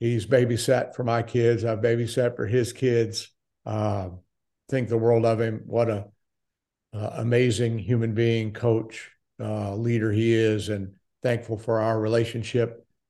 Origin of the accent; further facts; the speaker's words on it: Daytona Beach, Florida, United States; moved away as an adult; also born or lived in Milwaukee; born in Daytona Beach, Florida, was a Floridian for twenty-seven years